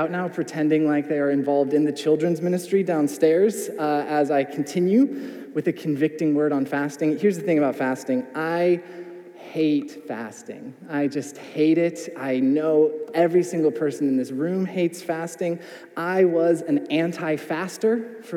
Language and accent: English; United States; as an American